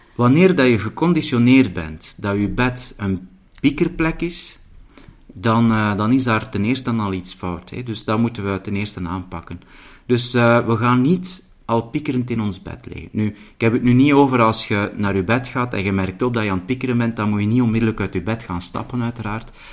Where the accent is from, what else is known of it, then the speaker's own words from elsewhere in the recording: the Belgian coast, Flanders, Belgium; now in Mechelen, Belgium; ik ben dus opgegroeid als kind aan de zee.